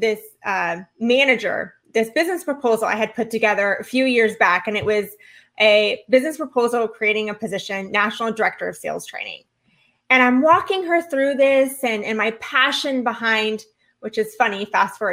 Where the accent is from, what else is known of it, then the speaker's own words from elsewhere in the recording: Orange County, California, United States; now in Florida, United States; I came from Orange County. That's where I was born and raised